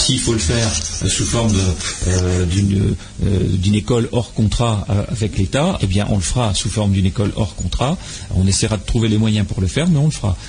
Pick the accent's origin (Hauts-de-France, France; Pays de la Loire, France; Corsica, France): Hauts-de-France, France; French Flanders; chez nous en Flandre